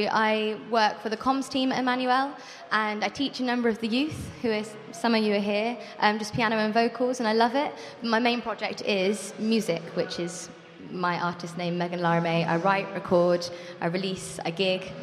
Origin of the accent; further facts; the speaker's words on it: Birmingham, West Midlands, United Kingdom; moved away as an adult; now in Brighton, United Kingdom; Um, I am from Birmingham. I don't sound like it. Um, but I moved down to Brighton about four years ago um, to study songwriting at BIMM, um, and I stayed there in Brighton.